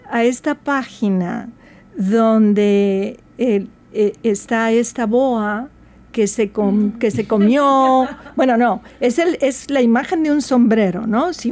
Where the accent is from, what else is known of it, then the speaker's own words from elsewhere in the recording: Veracruz, Mexico; yo soy jarocha de Veracruz, México, y nosotros teníamos muy poco acceso a los libros.